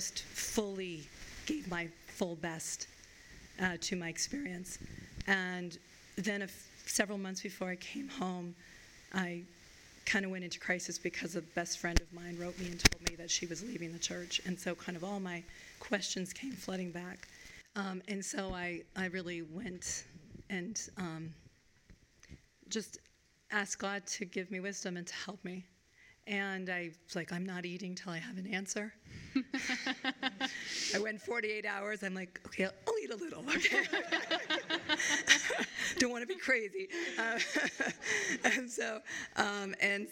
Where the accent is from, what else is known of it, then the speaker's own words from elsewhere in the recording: Vermont, United States; now in Chicago, United States; I grew up in Vermont because my dad had taken a job back in Vermont